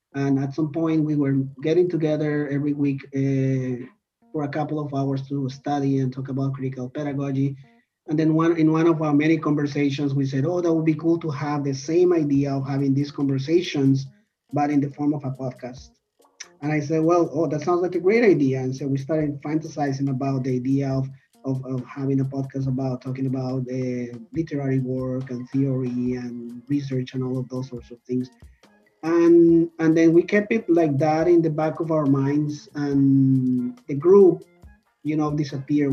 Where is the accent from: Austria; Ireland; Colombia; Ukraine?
Colombia; now in Toronto, Canada; I'm originally from Colombia